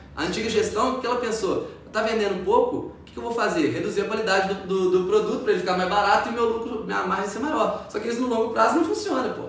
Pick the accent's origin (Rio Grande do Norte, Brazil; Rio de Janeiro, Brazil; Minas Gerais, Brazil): Minas Gerais, Brazil; Ubá; moved away as an adult; also born or lived in Viçosa; now in Juiz de Fora, Brazil; eu vim de uma cidade de 100 mil habitantes, que é a minha cidade natal